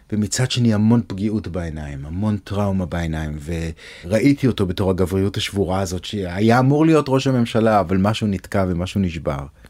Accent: Jerusalem, Jerusalem District, Israel; moved away as an adult; also born or lived in Tel Aviv / Ramat Gan / New York; now in Los Angeles, United States; נולדתי בירושלים, בבית הכרם, גדלתי בגבעה הצרפתית, אחרי הצבא עברתי לתל אביב.

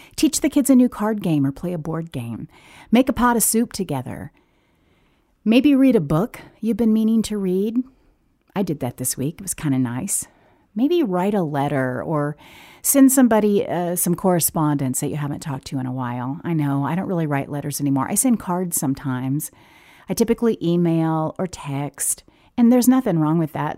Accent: the South, United States; now in Oregon, United States; growing up in the South, it didn't snow every winter

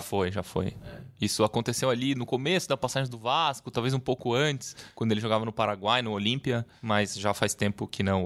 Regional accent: Uruguay; moved away; Eu que nasci no Uruguai, torço pela seleção do Uruguai

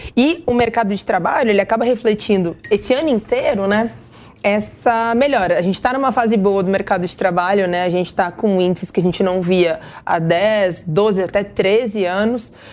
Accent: interior of Rio Grande do Sul, Brazil; eu sou do interior do Rio Grande do Sul, né? Eu sou muito do interior.

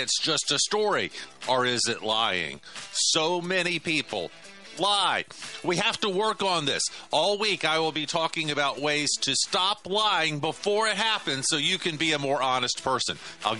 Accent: the South, United States; I'm a Southerner, and Southerners love to tell big stories.

